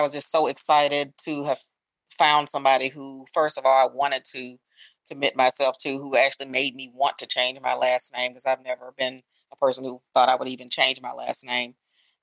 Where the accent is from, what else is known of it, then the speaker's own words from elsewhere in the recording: Memphis, Tennessee, United States; now in Washington, D.C., United States; I am originally from Memphis, Tennessee. I am in my 50s and I live in the Washington, D.C. area.